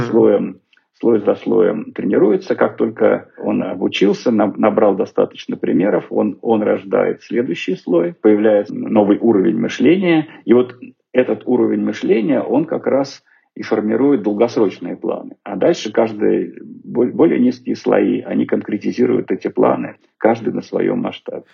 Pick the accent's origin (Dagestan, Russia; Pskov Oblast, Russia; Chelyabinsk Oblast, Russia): Chelyabinsk Oblast, Russia; Snezhinsk; now in Moscow, Russia; из Снежинска, откуда я родом